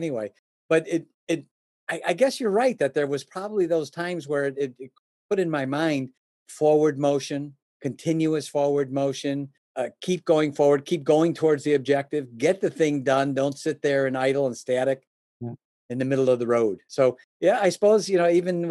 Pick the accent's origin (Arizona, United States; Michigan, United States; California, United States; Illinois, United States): Illinois, United States; Oak Brook; I was born and raised in the Chicagoland area, specifically around the Oak Brook area